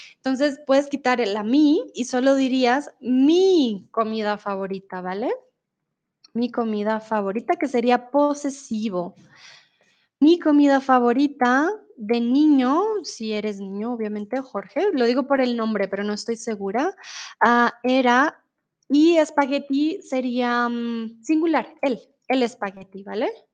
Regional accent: Colombia

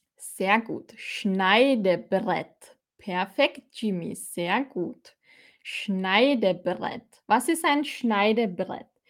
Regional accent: Austria; accent: Austrian; ich bin aus Österreich

